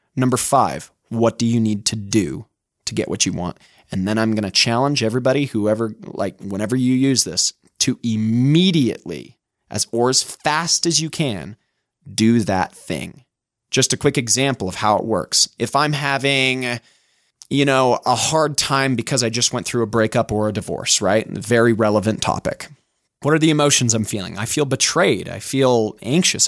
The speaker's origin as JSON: {"language": "English", "region": "Utah", "country": "United States", "accent": "Utah", "said": "my Utah accent"}